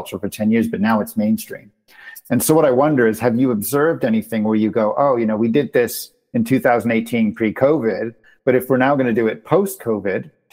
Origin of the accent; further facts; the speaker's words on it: Canada; moved away; my home country of Canada